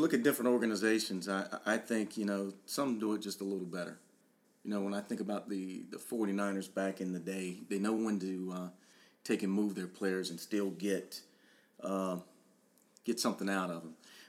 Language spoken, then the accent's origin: English; North Carolina, United States; growing up in North Carolina